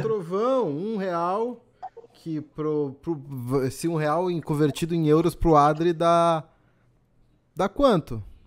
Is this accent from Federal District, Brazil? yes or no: no; Porto Alegre, Rio Grande do Sul, Brazil; also born or lived in Argentina; moro em Porto Alegre